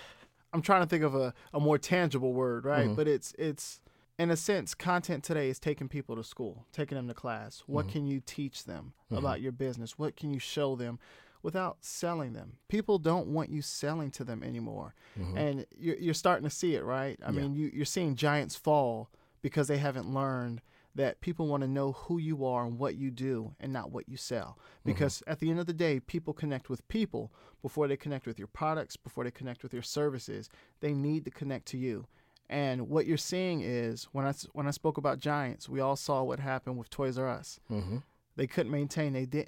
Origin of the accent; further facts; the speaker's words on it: Orlando, Florida, United States; I grew up in Orlando. I know all about them.